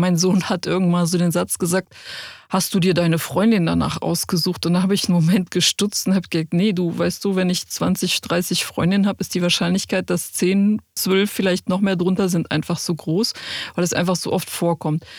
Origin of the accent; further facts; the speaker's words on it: a small village near Cologne, North Rhine-Westphalia, Germany; kleinen Dorf in der Nähe von Köln, wo ich groß geworden bin